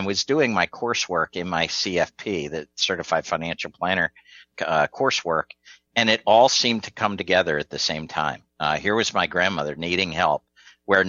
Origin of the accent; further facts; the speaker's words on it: rural suburbs of Philadelphia, Pennsylvania, United States; it was more rural suburbs of Philadelphia, about an hour and a half northwest. Born and raised there